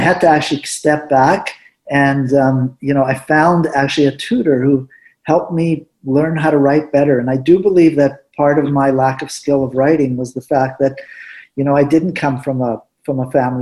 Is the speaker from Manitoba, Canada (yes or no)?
yes; Winnipeg, Manitoba, Canada; first language Spanish; English is a second language; also born or lived in Morocco; I was just lucky again to be hired back in my hometown of Winnipeg